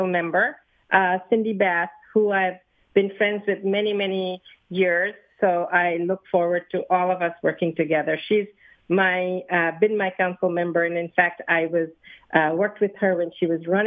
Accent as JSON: {"language": "English", "town": "Philadelphia", "region": "Pennsylvania", "country": "United States", "said": "I'm from the Northwest"}